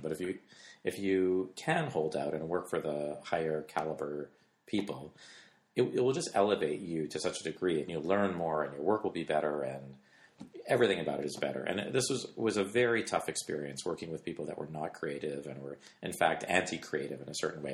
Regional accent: Canada; I grew up in Canada

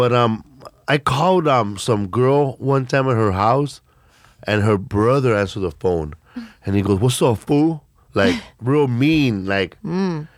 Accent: Los Angeles, California, United States; I grew up in Boyle Heights. It's in California. It's in East

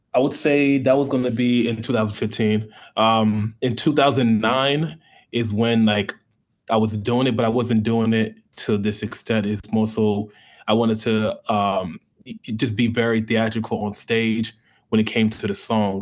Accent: New York, United States; now in Tampa, United States; I'm from New York. I'm first generation African

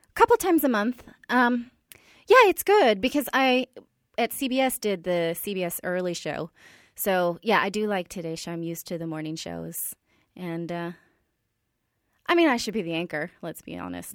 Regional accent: Silicon Valley, California, United States; I'm from the Silicon Valley

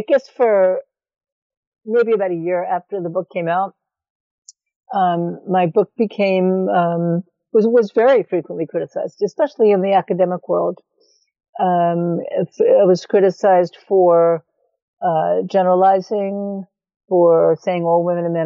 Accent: New York City, New York, United States; moved away as an adult; also born or lived in California; I grew up in New York City. Eastern European Jewish background

